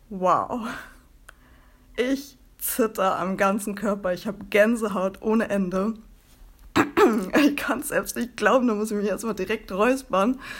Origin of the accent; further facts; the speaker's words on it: Bremen, Germany; ich komme aus Bremen und lebe hier mit meinem Mann und meinen zwei Katzen.